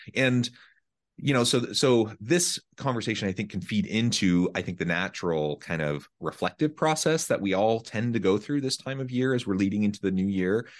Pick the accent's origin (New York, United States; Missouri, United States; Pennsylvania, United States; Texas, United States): Missouri, United States; Hamilton; now in Utah, United States